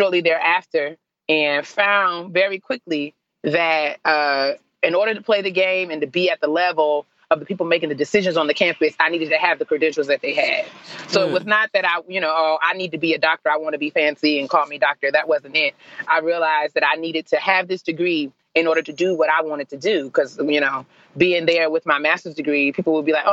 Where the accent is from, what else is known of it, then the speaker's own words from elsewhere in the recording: New York City, New York, United States; moved away as an adult; also born or lived in Storrs, Connecticut; growing up in New York and New York City